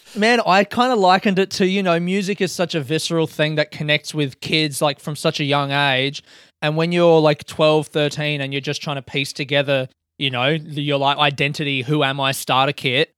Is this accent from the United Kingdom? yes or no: no; Adelaide, South Australia, Australia; me growing up in Adelaide